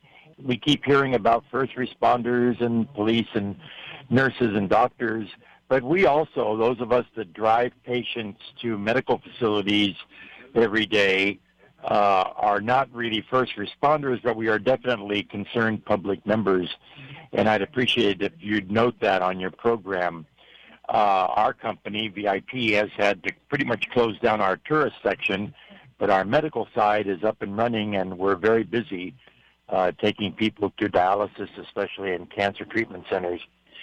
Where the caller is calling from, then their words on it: Honolulu, Hawaii, United States; I'm calling from Honolulu.